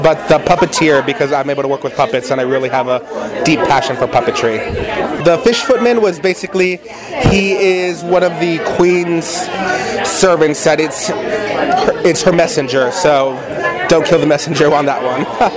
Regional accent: Imperial County, Southern California, United States; moved away as an adult; now in Santa Ana, United States; I grew up in Imperial County in Southern California

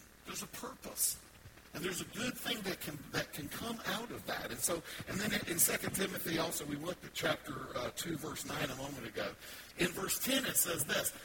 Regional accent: the South, United States; I'm from the South. I can say ain't

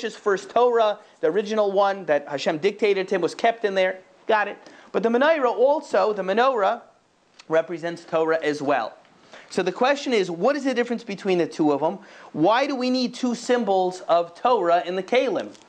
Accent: Boca Raton, Florida, United States; moved away; I grew up in Boca Raton, Florida.

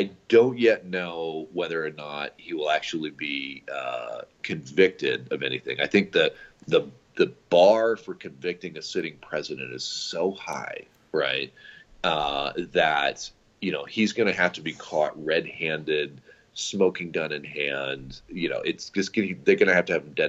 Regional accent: Missouri, United States; I'm from Missouri

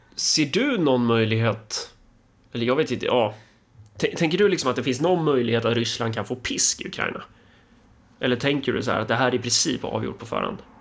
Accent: Sweden; vi svenskar

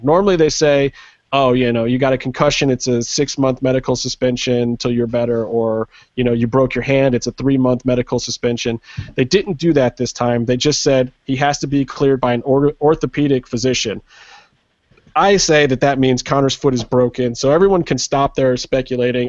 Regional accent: Cleveland, Ohio, United States; my hometown, Cleveland.

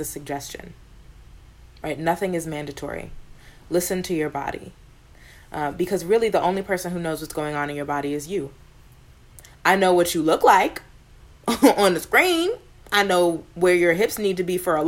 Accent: New York, United States; growing up in New York

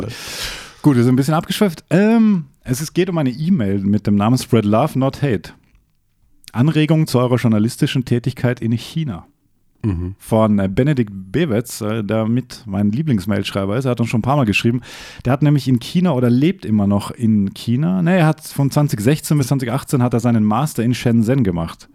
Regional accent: Bregenz, Vorarlberg, Austria; in meiner Heimat

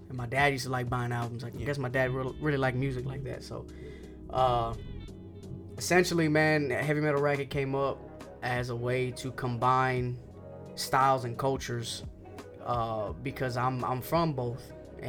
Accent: the South, United States; First of all, we're from the South, the country. You know what I mean? And then aside from us being country, it's a lot of Mexicans, it's a lot of Latinos, there's a lot of Mexicans here.

